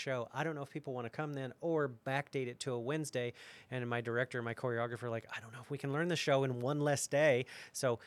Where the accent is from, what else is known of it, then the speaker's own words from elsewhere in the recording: Austin, Texas, United States; now in Waco, United States; I grew up in Austin